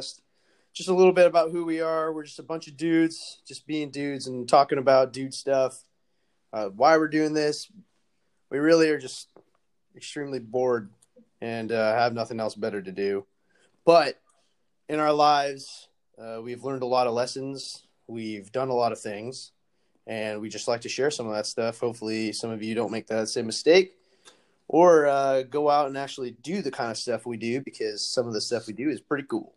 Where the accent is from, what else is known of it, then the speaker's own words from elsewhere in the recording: California, United States; My home state is I'm from California